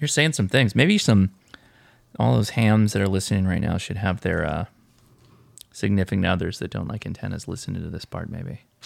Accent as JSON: {"language": "English", "region": "California", "country": "United States", "said": "We're Californians, though, so we don't enunciate T's to begin"}